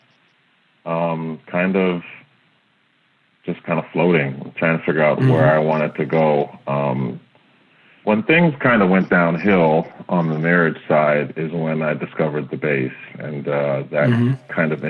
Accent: Chicago, Illinois, United States; moved away as an adult; now in Knoxville, United States; I'm originally actually from Chicago, Illinois

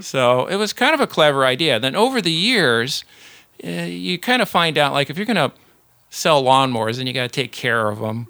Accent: Central Florida, United States; also born or lived in Houston, Texas / San Antonio, Texas / Dayton, Ohio / Miami, Florida; I was born in Houston, also live in San Antonio, Dayton, Ohio, and then, uh, Miami. And that's when, uh, when I was just, uh, in pre-K, so probably four, four years old or so, he decided to quit N C R and come to Central Florida

